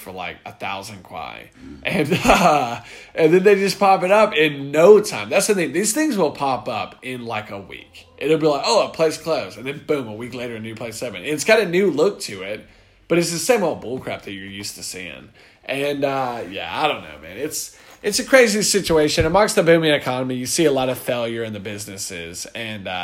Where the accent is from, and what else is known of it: United States; born or raised there; moved away